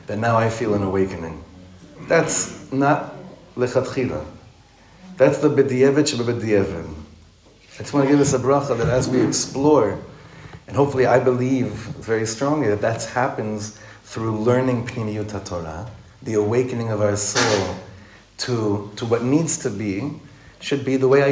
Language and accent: English; Ra'anana, Central District, Israel; moved away as an adult; now in Efrat, Israel; I grew up in Ranana.